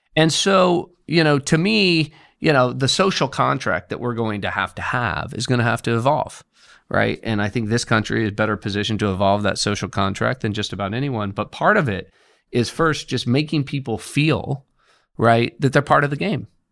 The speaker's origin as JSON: {"language": "English", "region": "Indiana", "country": "United States", "said": "I'm from Indiana"}